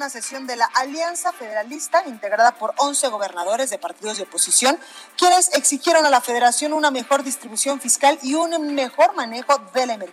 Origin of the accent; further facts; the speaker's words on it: Guadalajara, Jalisco, Mexico; now in Mexico City, Mexico; Aquí en la Ciudad de México nos escuchamos por el 98.5 de FM en Guadalajara, Jalisco, en mi tierra, en la Perla Tapatía, que espero muy pronto ya andar eh, por allá